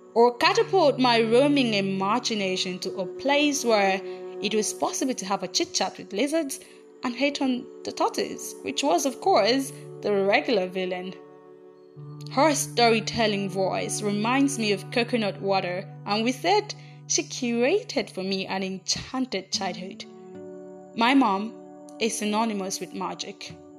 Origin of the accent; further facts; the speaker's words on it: Aba, Abia, Nigeria; I grew up in Aba, a city in the eastern part of Nigeria